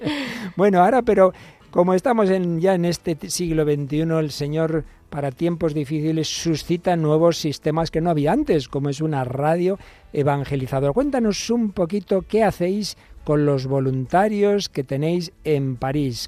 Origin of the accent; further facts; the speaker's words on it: Spain; en España tenemos el Pilar